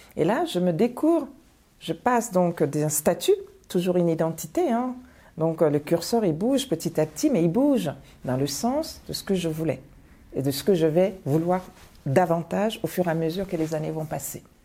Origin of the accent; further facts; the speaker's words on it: Bamako, Mali; moved away as an adult; also born or lived in Paris, France; now in France; je viens de Bamako, je viens du lycée Askia